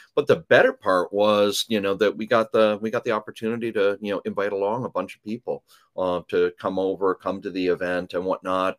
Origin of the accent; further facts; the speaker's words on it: Canada; accent: Canadian raising ("oats and abouts"); moved away; I am originally from Canada